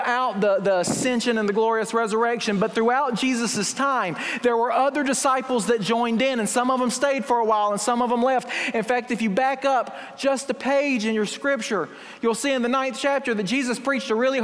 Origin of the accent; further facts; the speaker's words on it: Fruithurst, Alabama, United States; my hometown of Fruithurst